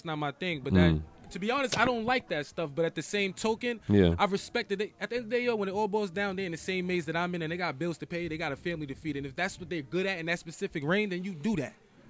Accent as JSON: {"language": "English", "town": "New York City", "region": "New York", "country": "United States", "moved": "yes", "said": "I'm from the Bronx, man."}